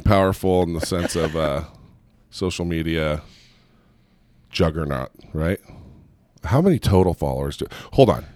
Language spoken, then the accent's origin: English; Southern California, United States; also born or lived in Gilbert, Arizona; now in Provo, United States; we're originally from Southern California